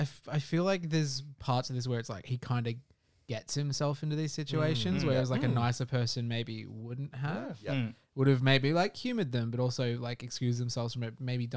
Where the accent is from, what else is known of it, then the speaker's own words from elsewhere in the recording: Australia; we're Australian